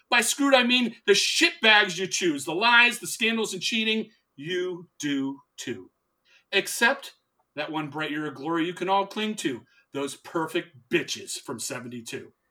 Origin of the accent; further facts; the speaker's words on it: New England, United States; I'm so honest. I'm from New England, so we don't know about that.